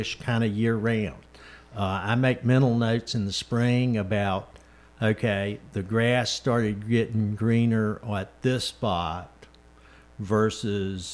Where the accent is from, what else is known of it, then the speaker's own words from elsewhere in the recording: the Piedmont, North Carolina, United States; I grew up in the Piedmont, and I learned to fish with my grandfather in his farm pond